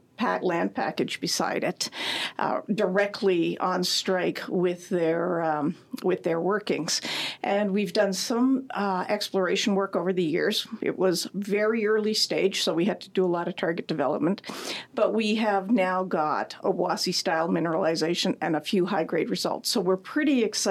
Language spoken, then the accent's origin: English; Timmins, Ontario, Canada; moved away; I grew up in Timmins